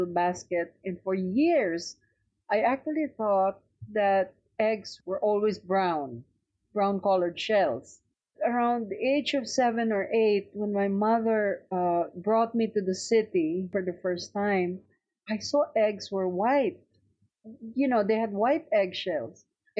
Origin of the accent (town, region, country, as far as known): Philippines; moved away as an adult; now in United States